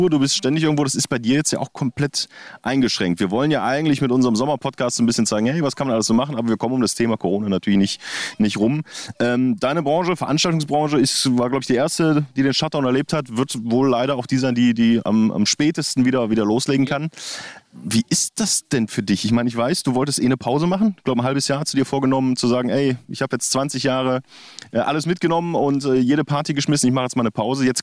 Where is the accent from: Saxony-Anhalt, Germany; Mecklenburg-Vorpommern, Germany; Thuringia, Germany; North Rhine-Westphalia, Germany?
Thuringia, Germany; Finsterbergen; Also ich meine, ich komme aus Finsterbergen, das ist in Thüringen. Da wohnen, glaube ich, jetzt noch 800 Leute.